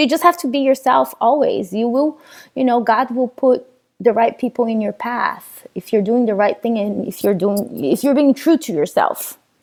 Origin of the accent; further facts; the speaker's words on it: Goiânia, Goiás, Brazil; English is a second language; moved away as an adult; also born or lived in Sweden; now in Los Angeles, United States; when I was uh, a little girl growing up in Brazil